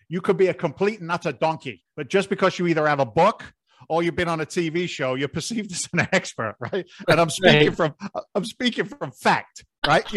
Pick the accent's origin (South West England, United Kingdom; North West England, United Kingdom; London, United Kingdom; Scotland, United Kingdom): London, United Kingdom; also born or lived in Boston, United States; now in United States; I was born in London